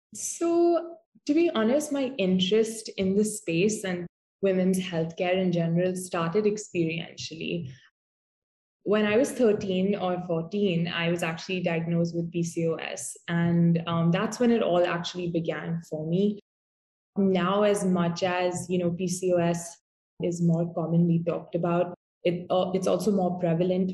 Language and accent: English; Mumbai, Maharashtra, India; I'm from Mumbai